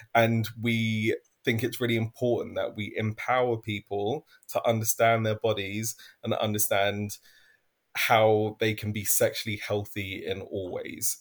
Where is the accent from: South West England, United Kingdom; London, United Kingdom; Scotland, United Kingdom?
London, United Kingdom; I'm originally from East London.